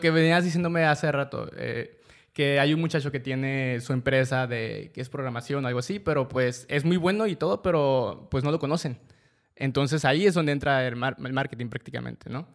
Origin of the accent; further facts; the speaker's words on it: Mexico; los mexicanos